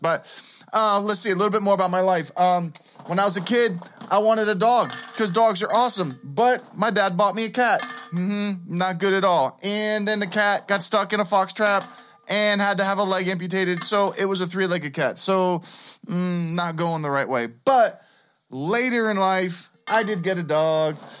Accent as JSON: {"language": "English", "town": "Pittsburgh", "region": "Pennsylvania", "country": "United States", "tie": "born or raised there", "said": "I grew up here in Pittsburgh."}